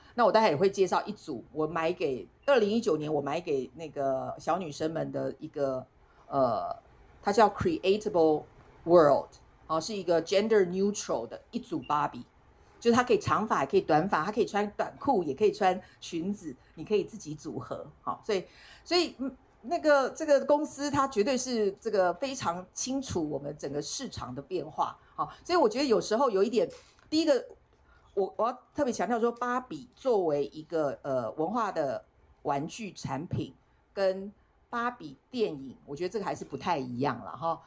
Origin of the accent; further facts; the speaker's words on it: Taiwan; 大家只要知道我是台湾人